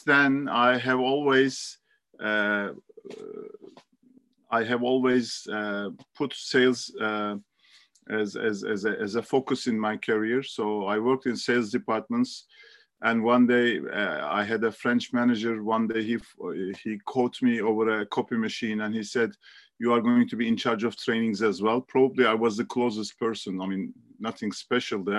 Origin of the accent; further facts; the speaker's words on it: Istanbul, Turkey; I was born and raised in Istanbul